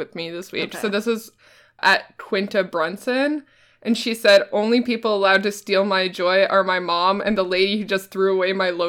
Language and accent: English; Canada; I'm Canadian